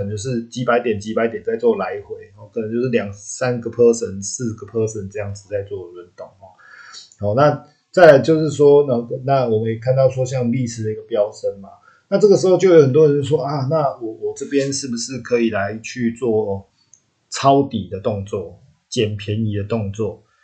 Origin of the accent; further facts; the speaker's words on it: Taiwan; 我们台湾这边